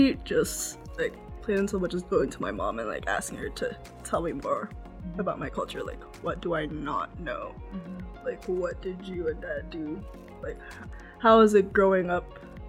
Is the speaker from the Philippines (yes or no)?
no; Toronto, Ontario, Canada; also born or lived in London, Ontario; I don't even realize that I'm Filipino. Like, and also, I mean, I grew up in Scarborough.